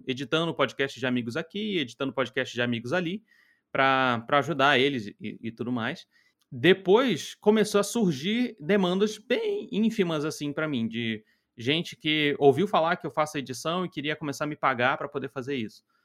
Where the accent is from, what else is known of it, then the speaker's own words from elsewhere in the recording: Rio de Janeiro, Brazil; also born or lived in Nova Iguaçu; Eu sou natural do Rio de Janeiro, eu moro em, morava em Nova Iguaçu